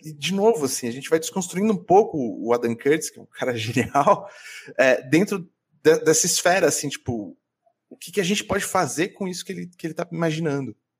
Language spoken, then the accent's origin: Portuguese; Central-West Brazil, Brazil; now in São Paulo, Brazil; isso é o Oeste do Brasil, onde eu cresci